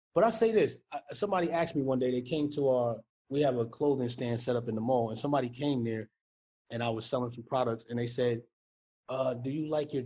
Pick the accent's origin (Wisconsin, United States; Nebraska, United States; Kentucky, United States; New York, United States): New York, United States; New York City; being a New Yorker